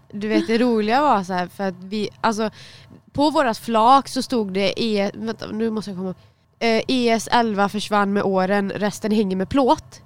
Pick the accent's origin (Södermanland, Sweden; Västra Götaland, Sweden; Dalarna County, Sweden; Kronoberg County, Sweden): Västra Götaland, Sweden; Dannike; jag var från Dannike